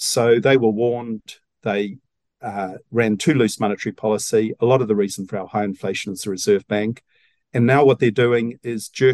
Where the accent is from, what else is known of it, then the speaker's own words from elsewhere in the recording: New Zealand; I thought being a Kiwi, you know, was something special.